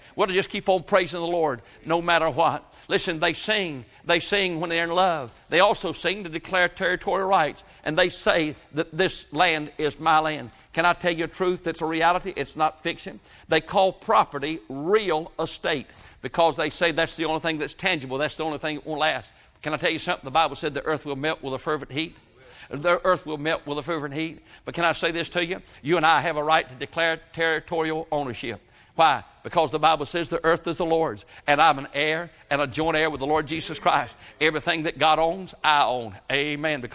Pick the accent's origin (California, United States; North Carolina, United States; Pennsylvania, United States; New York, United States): North Carolina, United States; Halifax County; when I was born here in North Carolina, up in Halifax County, 1946, my fondest memories of growing up there was listening to the birds sing